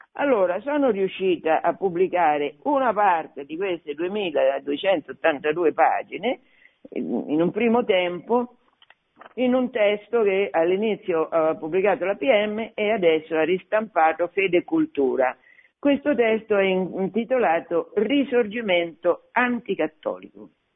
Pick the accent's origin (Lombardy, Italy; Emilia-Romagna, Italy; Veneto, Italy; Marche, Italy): Marche, Italy; Fabriano; io sono marchigiana, sono di Fabriano